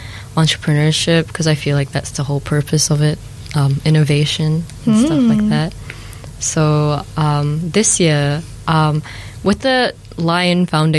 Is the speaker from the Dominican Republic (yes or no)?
no; New Zealand; also born or lived in Malaysia; I grew up in New Zealand